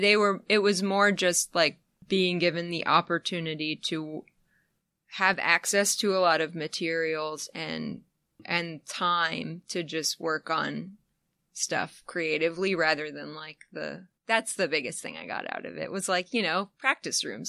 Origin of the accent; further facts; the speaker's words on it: upstate New York, United States; moved away; also born or lived in the South (Athens, Georgia area); I'm actually from upstate New York